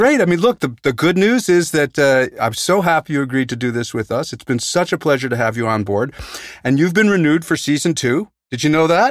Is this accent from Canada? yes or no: yes; Canada; In Canada, we have ten provinces